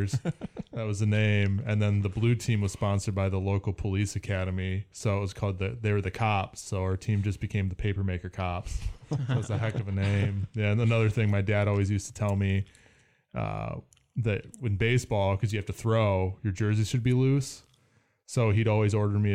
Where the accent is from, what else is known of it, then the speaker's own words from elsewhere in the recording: Kimberly, Wisconsin, United States; moved away; I was from Wisconsin